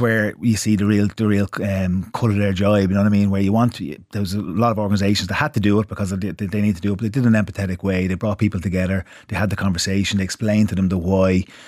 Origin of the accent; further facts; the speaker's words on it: Ireland; being Irish